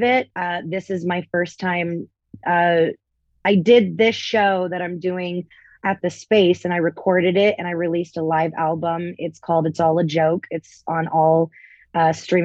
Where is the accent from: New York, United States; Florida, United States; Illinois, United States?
Florida, United States; Tampa; moved away as an adult; also born or lived in Orlando, Florida; now in Las Vegas, United States; I'm originally from Florida. I was born and raised in Tampa.